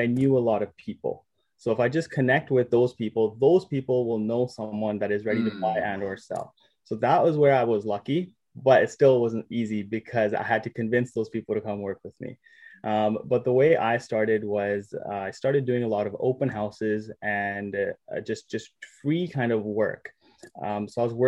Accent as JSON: {"language": "English", "town": "Surrey", "region": "British Columbia", "country": "Canada", "tie": "born or raised there", "said": "Born and raised in Surrey, BC."}